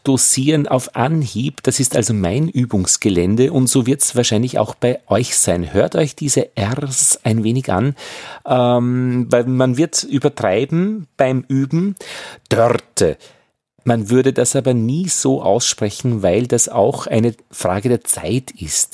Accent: Upper Austria, Austria; ich bin Oberösterreicher, ich kann das R nicht wirklich gut

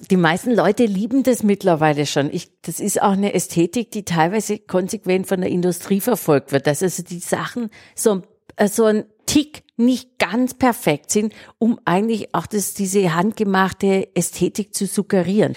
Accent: Obergruppenbach, Baden-Württemberg, Germany; Ich komme auch vom Land, also am Kaff mit 600 Seelen damals. Äh, Obergruppenbach bei Heilbronn, Süddeutschland.

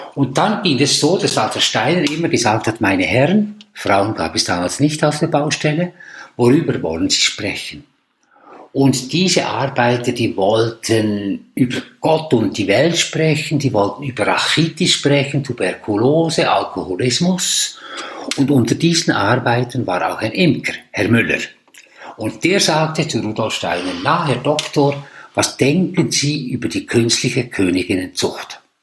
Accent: Switzerland; als Schweizer

